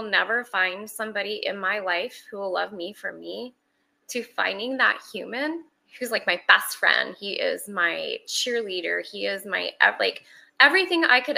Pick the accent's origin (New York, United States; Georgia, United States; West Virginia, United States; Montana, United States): Montana, United States; moved away as an adult; now in Arlington, United States; I'm originally from Montana, Big Sky Country